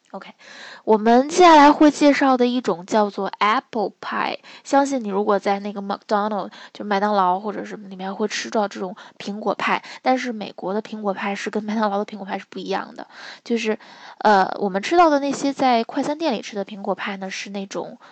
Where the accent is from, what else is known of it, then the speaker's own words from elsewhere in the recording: northern China, China; 我们，呃，北方人